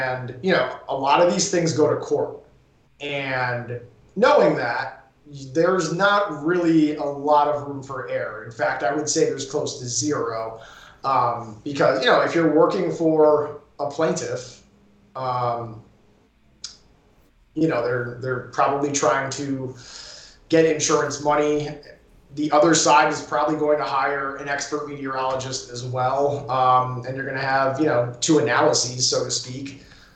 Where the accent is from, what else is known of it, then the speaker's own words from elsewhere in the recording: Connecticut, United States; also born or lived in Florida; now in Albany, United States; I'm not from Florida. I'm from Connecticut originally. I'm from the Northeast